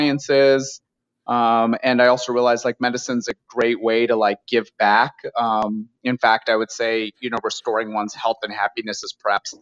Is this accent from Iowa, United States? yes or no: yes; Iowa, United States; moved away as an adult; now in Los Angeles, United States; I'm from Iowa originally, born, raised amongst cows and cornfields in the heartland of the country